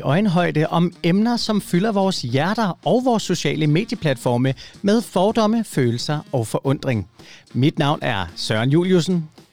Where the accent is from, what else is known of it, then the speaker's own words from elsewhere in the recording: Ølstykke, Capital Region of Denmark, Denmark; Jeg er vokset op i Ølstykke